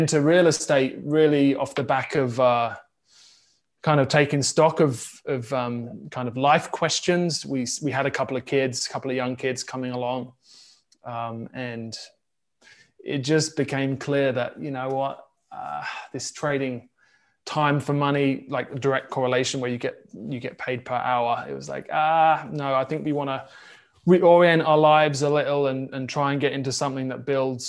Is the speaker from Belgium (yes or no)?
no; South Coast of England, United Kingdom; moved away as an adult; now in Kansas City, United States; we're based now in Kansas City, but for me, I grew up in England on the South Coast